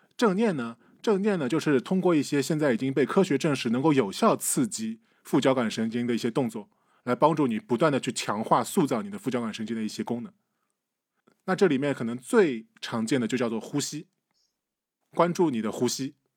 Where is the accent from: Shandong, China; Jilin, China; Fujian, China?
Shandong, China; 我们山东人只信只拜孔子不拜佛的。